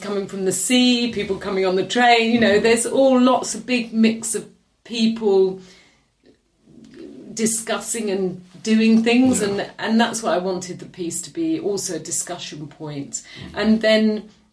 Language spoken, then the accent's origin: English; London, United Kingdom; accent: London; I'm born and bred in London, yeah. my mother was very Scottish